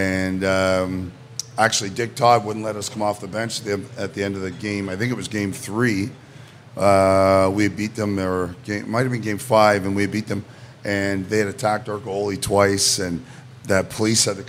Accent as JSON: {"language": "English", "town": "Toronto", "region": "Ontario", "country": "Canada", "tie": "born or raised there", "said": "I grew up in Toronto, grew up in Etobicoke"}